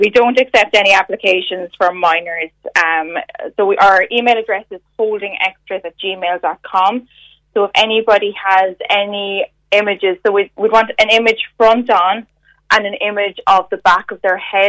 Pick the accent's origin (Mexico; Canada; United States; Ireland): Ireland; Limerick, Munster; Well, I'm actually from Limerick